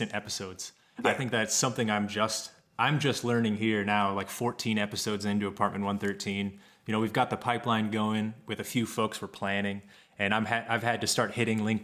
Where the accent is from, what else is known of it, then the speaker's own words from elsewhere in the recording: Kansas, United States; moved away; I grew up in Kansas